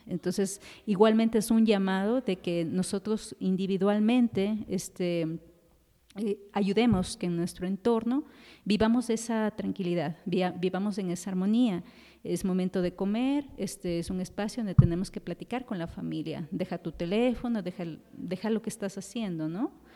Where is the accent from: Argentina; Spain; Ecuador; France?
Ecuador; Quito, Pichincha; moved away as an adult; now in Mexico; yo soy de Ecuador, de Quito